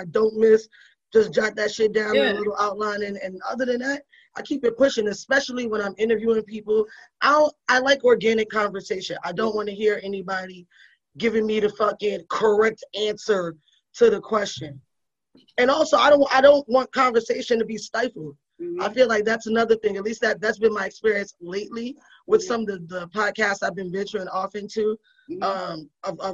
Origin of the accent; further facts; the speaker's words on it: New York City, New York, United States; I grew up in the Bronx in the fucking crack era